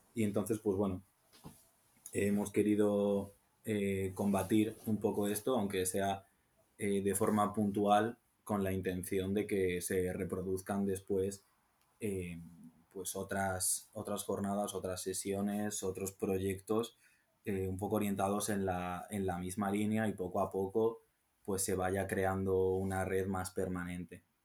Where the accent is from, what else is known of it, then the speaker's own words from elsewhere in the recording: Salamanca, Castile and León, Spain; siendo de Salamanca